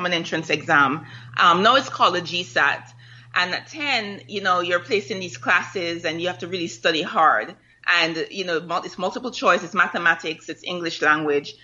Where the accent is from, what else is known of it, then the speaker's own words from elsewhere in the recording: Kingston, Jamaica; now in United States; I was growing up in Vineyard Town